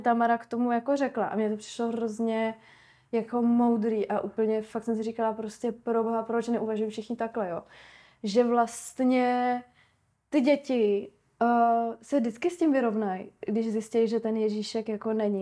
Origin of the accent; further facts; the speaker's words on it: Ostrava, Moravian-Silesian Region, Czechia; now in Prague, Czech Republic; já jsem hlavně, že z Moravy